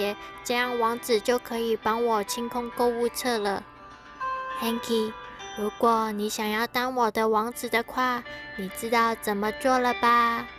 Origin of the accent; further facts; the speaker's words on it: Hong Kong; 每次脱掉鞋子的时候，大家都会马上的问我：“你是不是香港人？”我都会很自豪的说：“对，我是香港人。”